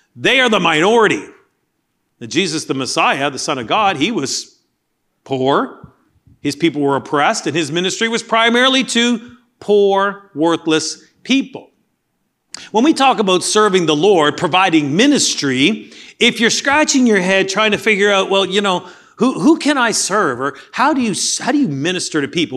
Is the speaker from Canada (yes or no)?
yes; Canada; moved away; Growing up in Canada, much of the history was learning about the colonialists